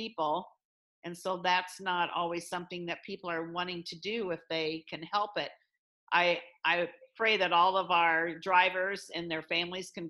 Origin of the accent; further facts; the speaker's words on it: Illinois, United States; now in Iowa, United States; I grew up in Illinois